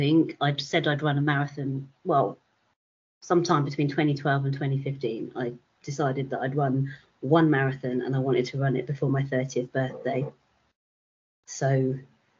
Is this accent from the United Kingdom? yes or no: yes; London, United Kingdom; London because it's my hometown.